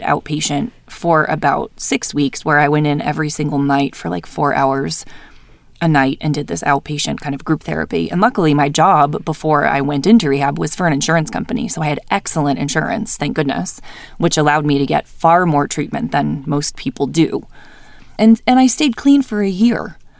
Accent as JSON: {"language": "English", "region": "New Hampshire", "country": "United States", "tie": "born or raised there", "moved": "yes", "lives_now": "Salt Lake City, United States", "said": "I was born and raised in New Hampshire. I lived there my whole life."}